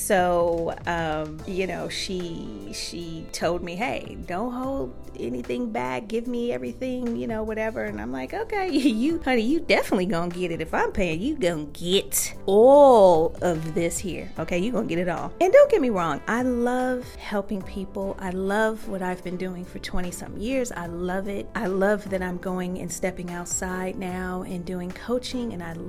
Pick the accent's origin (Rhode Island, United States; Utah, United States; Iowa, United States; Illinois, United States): Illinois, United States; Chicago; Child, I'm from Chicago.